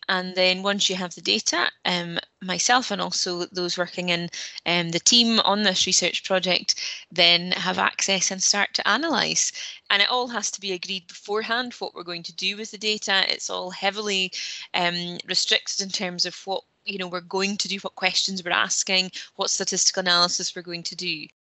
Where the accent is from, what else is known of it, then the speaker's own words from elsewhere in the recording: Peterhead, Scotland, United Kingdom; now in Aberdeen, United Kingdom; I'm from Peterhead and have lived and studied in Aberdeen um, most of my life.